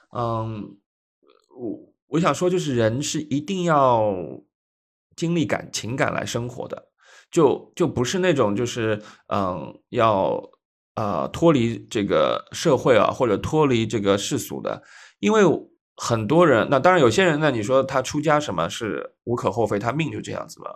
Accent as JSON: {"language": "Chinese", "region": "Shanghai", "country": "China", "tie": "born or raised there", "said": "因为上海是家乡嘛"}